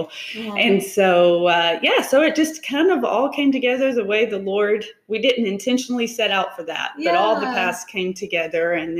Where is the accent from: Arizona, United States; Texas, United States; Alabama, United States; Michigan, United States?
Alabama, United States; Decatur; I am from Decatur. Okay. So the Tennessee Valley area.